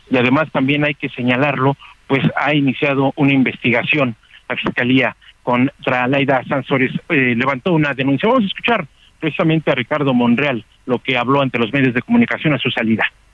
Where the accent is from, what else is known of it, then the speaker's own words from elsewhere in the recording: Mexico; en mi país